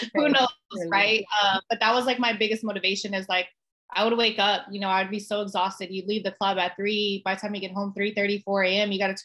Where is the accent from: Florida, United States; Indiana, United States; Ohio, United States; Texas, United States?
Texas, United States; San Antonio; also born or lived in California; I'm born and raised in San Antonio